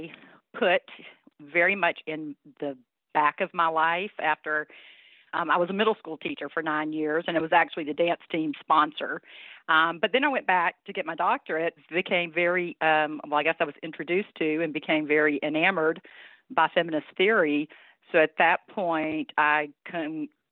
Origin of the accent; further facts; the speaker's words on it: North Louisiana, United States; now in Alabama, United States; girl growing up in North Louisiana in a rural community